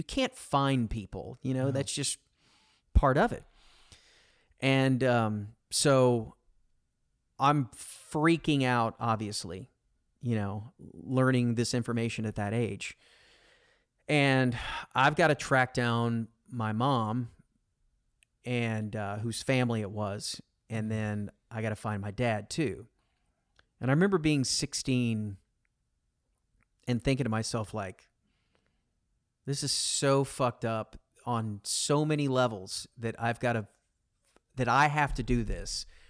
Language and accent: English; Arlington, Texas, United States; I grew up in Arlington on this canal, and we would swim every day and all that.